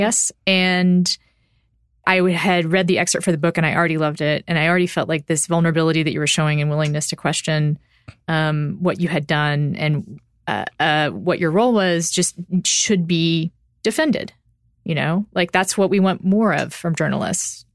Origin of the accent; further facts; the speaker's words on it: Austin, Texas, United States; also born or lived in Round Rock, Texas; I'm from Austin